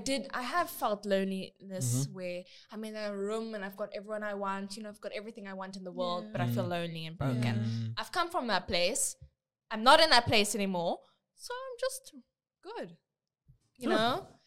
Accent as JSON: {"language": "English", "country": "South Africa", "moved": "yes", "lives_now": "Austria", "said": "my home country too, South Africa"}